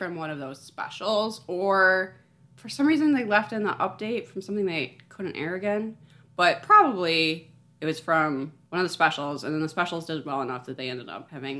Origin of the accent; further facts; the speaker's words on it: Chicago, Illinois, United States; I do not pronounce T's in the middle of words. I'm from Chicago.